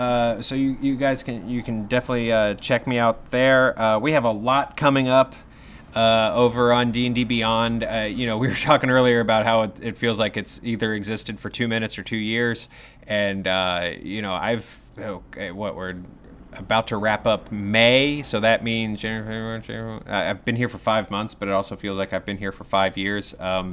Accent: the South, United States; I'm from the South, and they're they are hardy little bastards.

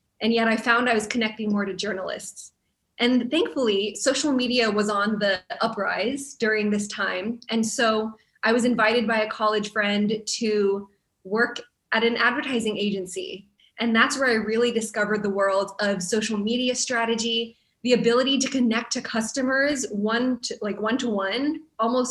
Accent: United States; a Filipino American growing up in the church family

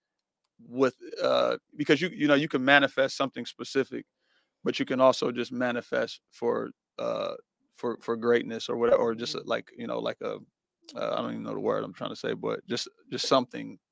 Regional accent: Pontiac, Michigan, United States; we from Pontiac

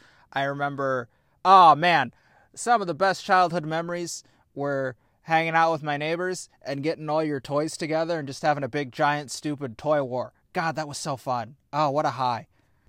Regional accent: United States; We're American.

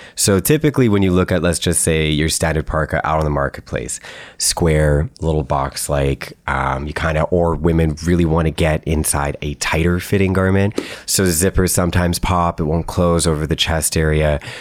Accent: Canada; being Canadian

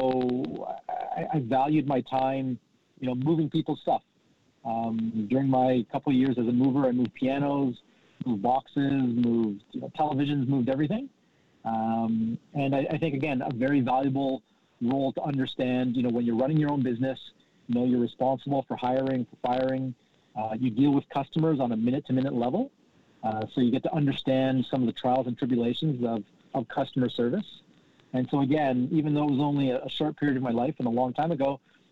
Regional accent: Southern Ontario, Canada; also born or lived in London, Ontario; I grew up in Southern Ontario, went to school in London, Ontario.

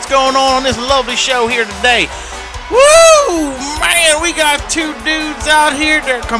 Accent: Mississippi, United States; I was born and raised up in that there, Mississippi.

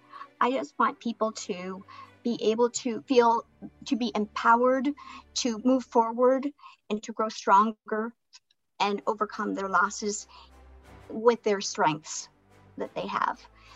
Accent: Northwest Pennsylvania, United States; I'm from Northwest Pennsylvania.

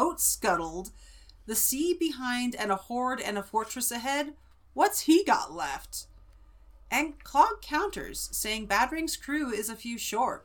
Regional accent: Central California, United States; accent: Central California; the Central California accent, water instead of water, it's water, you know, because we don't say our T's

